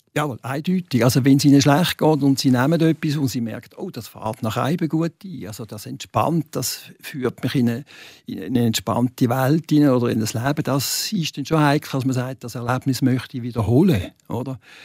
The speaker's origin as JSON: {"language": "German", "town": "Basel", "region": "Basel-Stadt", "country": "Switzerland", "moved": "yes", "lives_now": "Arbon, Switzerland", "said": "als Basler"}